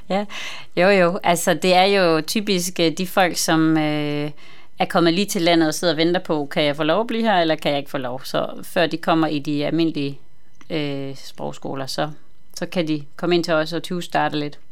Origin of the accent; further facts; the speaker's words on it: Southern Jutland, Southern Denmark, Denmark; now in Copenhagen, Denmark; jeg kommer fra Jylland, men er havnet her i København